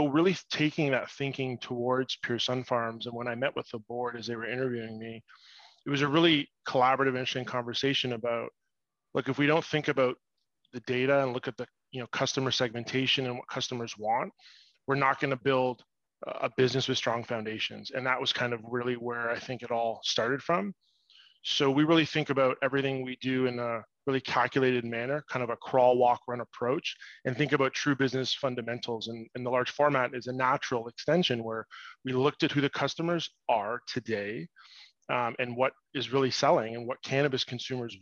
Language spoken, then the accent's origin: English; Toronto, Ontario, Canada; I'm actually born and raised in Toronto, just outside